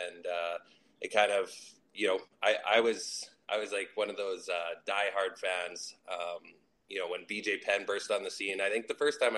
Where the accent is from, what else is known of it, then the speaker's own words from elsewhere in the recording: Winnipeg, Manitoba, Canada; I grew up, I was born and raised, and I still do live in Winnipeg, Manitoba.